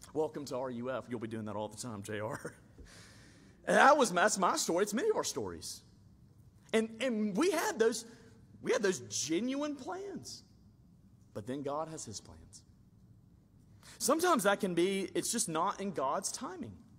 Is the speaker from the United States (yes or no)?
yes; Alabama, United States; I grew up in Alabama and we would go deep sea fishing a lot